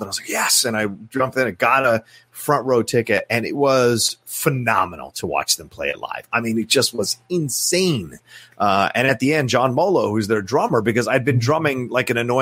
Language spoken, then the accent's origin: English; Virginia, United States; I was born in Virginia and raised in Virginia